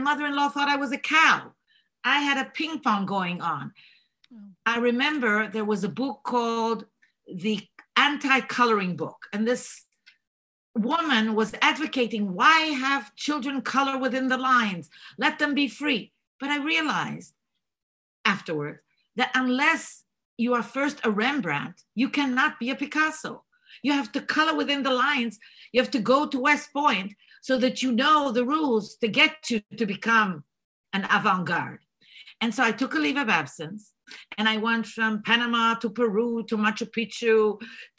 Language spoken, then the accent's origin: English; Israel; first language Bulgarian; English is a second language; moved away as an adult; also born or lived in Bulgaria / Jerusalem, Israel; now in United States; I was born in Bulgaria, raised in Israel, and decided to leave the land of milk and honey